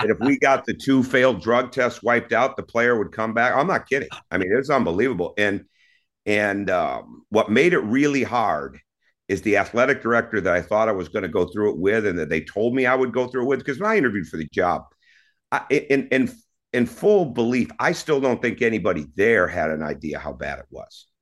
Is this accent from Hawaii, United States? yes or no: no; Mount Pleasant, Michigan, United States; moved away; also born or lived in Mequon, Wisconsin; growing up in Mount Pleasant, you know, we lived, uh, I didn't see it as the country, but when I look back at it, it was the country